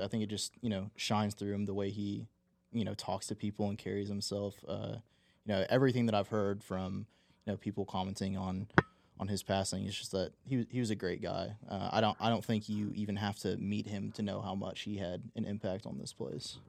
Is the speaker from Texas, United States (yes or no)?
yes; Texas, United States; snow days when you were a kid in school and such a novelty in, in Texas too.